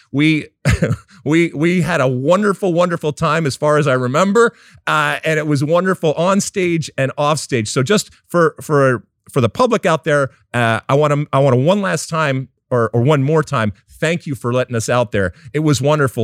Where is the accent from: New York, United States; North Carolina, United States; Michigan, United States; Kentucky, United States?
Michigan, United States; suburbs of Detroit; I grew up in the suburbs of Detroit